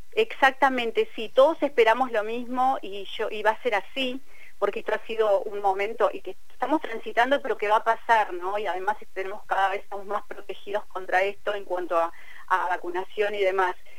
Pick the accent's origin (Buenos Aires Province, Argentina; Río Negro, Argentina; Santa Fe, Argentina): Río Negro, Argentina; Cipolletti; yo tengo un teléfono con prefijo de Buenos Aires, pero vivo en Tipoleti, eh, yo soy de Tipoleti